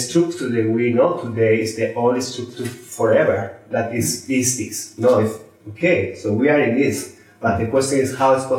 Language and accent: English; Spain; I'm from Spain